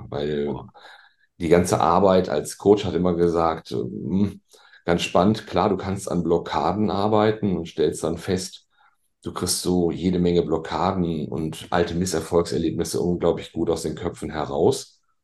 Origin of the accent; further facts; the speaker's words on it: Bielefeld, North Rhine-Westphalia, Germany; moved away as an adult; now in Hamburg, Germany; Ich bin ja gebürtiger Ostwestfale. Ah. Ich komme ja aus Bielefeld, der Stadt, die es ja gar nicht gibt.